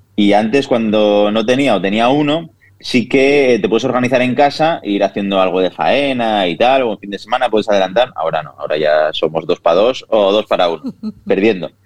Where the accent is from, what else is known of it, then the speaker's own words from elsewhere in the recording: Villarreal, Valencian Community, Spain; also born or lived in Castellón; Pues yo nací en Castellón, aquí al lado de Villarreal, soy de Villarreal de toda la vida